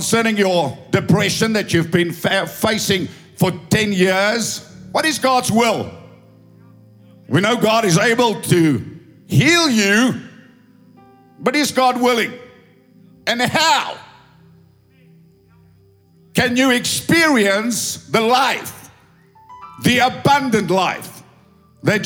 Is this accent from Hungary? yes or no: no; South Africa; English is a second language; I'm an Afrikaner doing my best to speak English